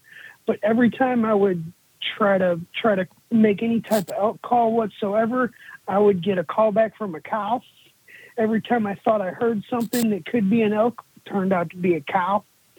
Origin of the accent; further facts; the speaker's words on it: Missouri, United States; I'm from Missouri